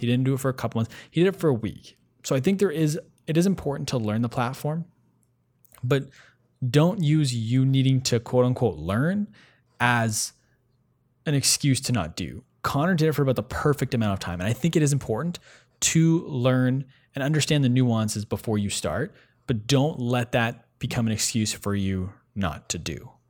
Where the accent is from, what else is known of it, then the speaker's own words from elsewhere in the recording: Ottawa, Ontario, Canada; we're both from Ottawa originally